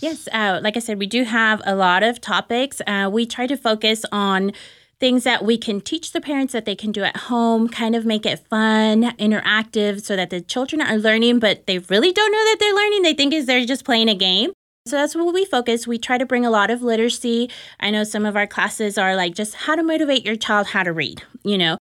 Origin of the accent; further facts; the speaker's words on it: Dallas, Texas, United States; I was born and raised here in Dallas, Texas